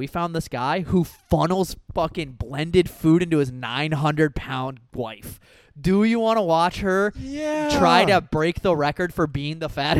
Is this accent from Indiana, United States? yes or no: no; Iowa, United States; also born or lived in South Florida; now in Austin, United States; I'm from Iowa, but I'm not from like the middle of nowhere Iowa. Like we had like 30,000 people in my town, which is like big for Iowa.